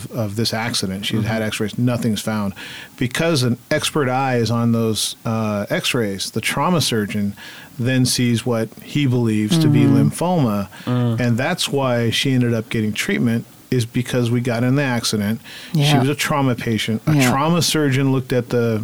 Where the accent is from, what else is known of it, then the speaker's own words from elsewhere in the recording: Fort Bragg, California, United States; moved away; also born or lived in Sacramento / Hawaii; I was raised in Fort Bragg. That's my adoptive family. I was up in the woods